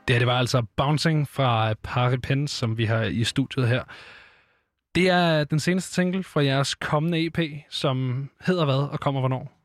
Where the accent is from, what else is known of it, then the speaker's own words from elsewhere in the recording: Copenhagen, Capital Region of Denmark, Denmark; Jeg er selv fra Nordvestkvarteret her i København